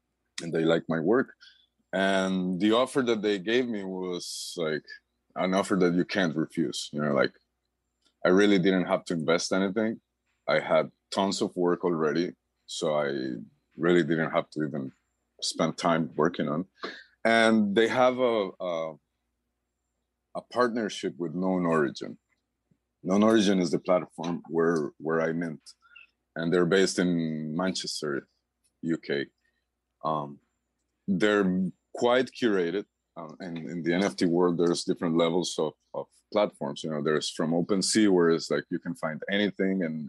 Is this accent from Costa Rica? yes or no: yes; Costa Rica; moved away as an adult; now in Panama; I'm originally from Costa Rica. I've been living here in Panama since 2003